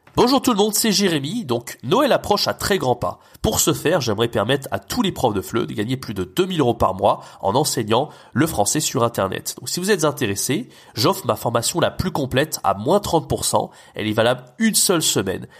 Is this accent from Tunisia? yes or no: no; France; first language French; nous, en tant que Français natifs